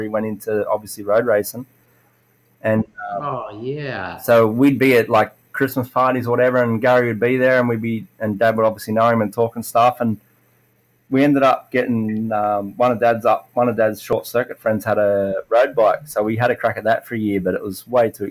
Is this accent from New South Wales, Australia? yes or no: yes; Appin, New South Wales, Australia; And I live in a place called Appin, which is pretty well unknown to anywhere in Australia. I always say I'm from Sydney, but I'm like an hour and a half south of Sydney.